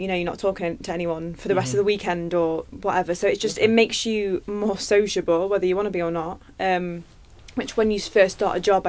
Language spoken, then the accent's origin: English; Nottingham, East Midlands, United Kingdom; now in London, United Kingdom